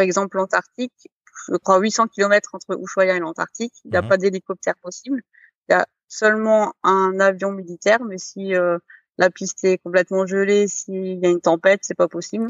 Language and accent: French; Strasbourg, Grand Est, France; moved away; also born or lived in French Polynesia; À la base de Strasbourg